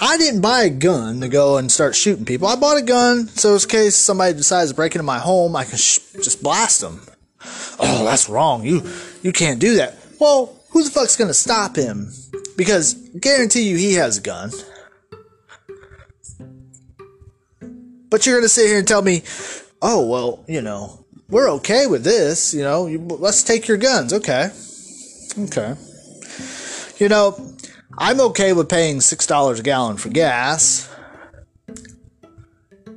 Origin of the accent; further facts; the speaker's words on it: United States; I am a patriot, hardworking American